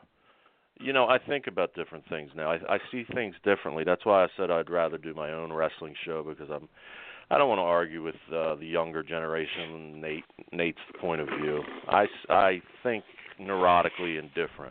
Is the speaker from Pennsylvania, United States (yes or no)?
yes; Delco, Pennsylvania, United States; accent: Delco; I'm from Delco and I talk Delco